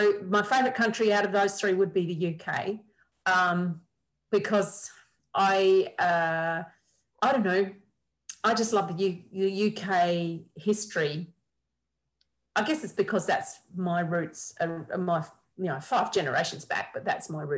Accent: South Australia, Australia

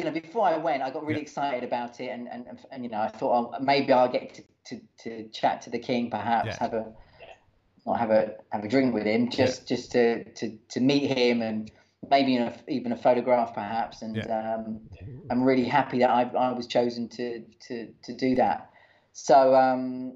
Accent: Watford, East of England, United Kingdom; I'm from Watford

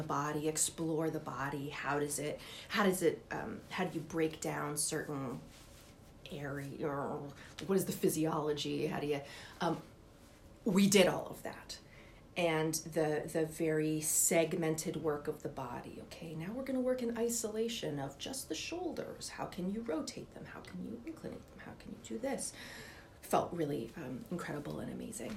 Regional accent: Upper Arlington, Ohio, United States; we both are people from Ohio

